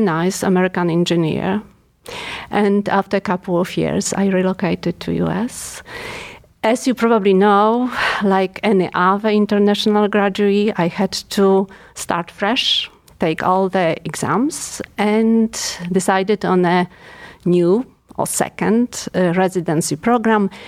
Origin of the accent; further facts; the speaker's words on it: Poland; English is a second language; moved away as an adult; now in Cleveland, United States; So I'm European. Obviously, you can't tell probably by my accent. I'm Polish